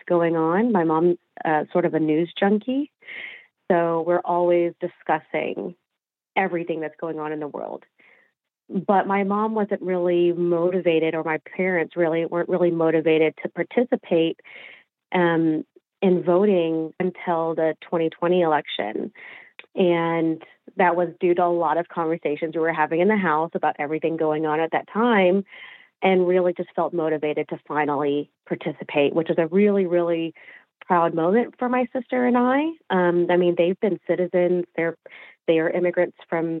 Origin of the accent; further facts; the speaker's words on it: Fort Smith, Arkansas, United States; moved away as an adult; I am from Fort Smith, Arkansas.